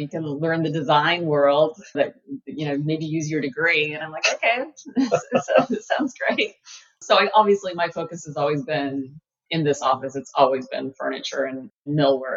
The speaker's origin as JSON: {"language": "English", "region": "Montana", "country": "United States", "tie": "born or raised there", "moved": "as an adult", "said": "I grew up in Montana. I went to Montana State University"}